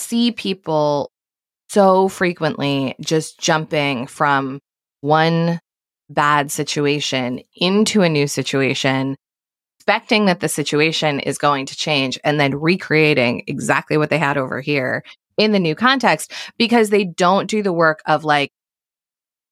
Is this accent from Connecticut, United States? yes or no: yes; Connecticut, United States; moved away as an adult; also born or lived in New York City; I grew up in Connecticut